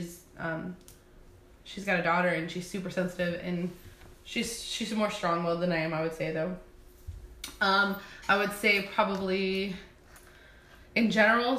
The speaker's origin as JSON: {"language": "English", "region": "California", "country": "United States", "said": "we're all originally from California."}